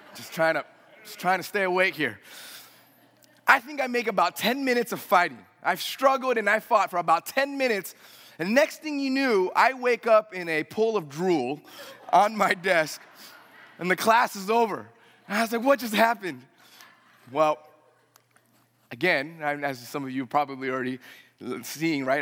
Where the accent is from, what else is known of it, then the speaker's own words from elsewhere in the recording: United States; I'm a first generation American. Uh, if you wanna say that's the first generation, I was the only one born here.